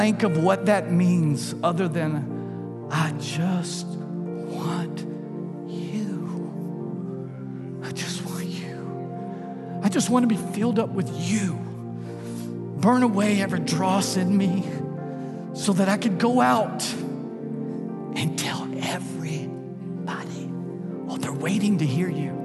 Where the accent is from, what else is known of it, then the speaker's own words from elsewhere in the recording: Texas, United States; now in Louisiana, United States; I'm from Texas originally, but we got here as soon as we could. We Louisiana people. Louisiana's home.